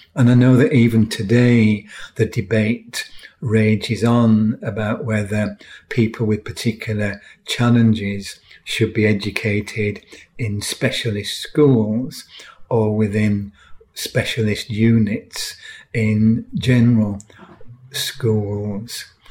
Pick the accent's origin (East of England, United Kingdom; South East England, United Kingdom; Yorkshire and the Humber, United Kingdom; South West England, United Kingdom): Yorkshire and the Humber, United Kingdom; York; I grew up in York in the 1950s